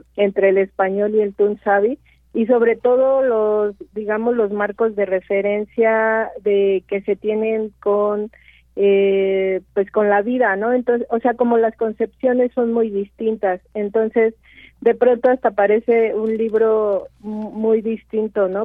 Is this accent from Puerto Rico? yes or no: no; Mixteca Alta, Oaxaca, Mexico; yo soy de Oaxaca, soy de la Mixteca Alta